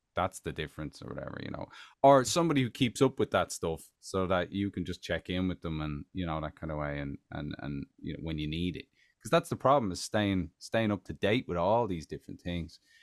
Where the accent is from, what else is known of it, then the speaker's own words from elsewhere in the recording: Tallaght, Leinster, Ireland; moved away as an adult; now in United States; back in Talla, I'm from Talla